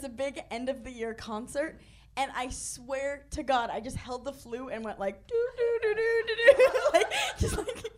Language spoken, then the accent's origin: English; Corona, California, United States; I'm from Southern California. Riverside County, Corona.